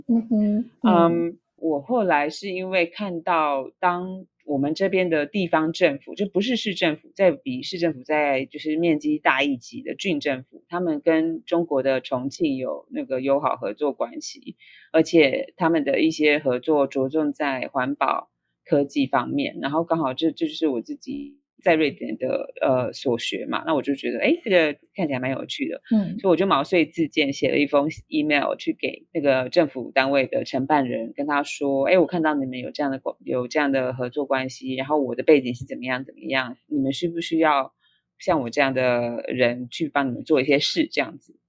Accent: Taiwan; moved away as an adult; now in Norway; 我在台湾就是求学啊，甚至于求职的的呃之路都是非常顺利

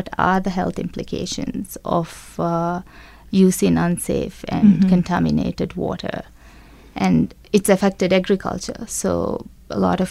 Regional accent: Maldives; from the Maldives

